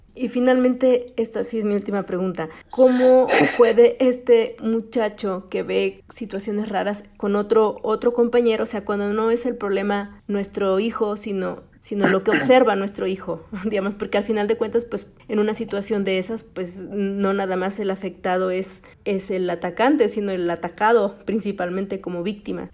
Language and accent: Spanish; Mexico; lo pachanguero que somos los mexicanos